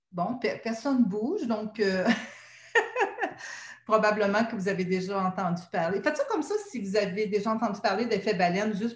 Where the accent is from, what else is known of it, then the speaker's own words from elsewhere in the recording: Quebec, Canada; accent: Québécois; also born or lived in Montreal / Gaspésie; mon accent québécois